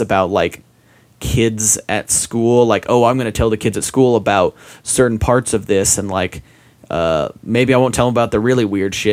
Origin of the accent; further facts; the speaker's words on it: Utah, United States; I grew up in Utah. I went to like all of my schooling in Utah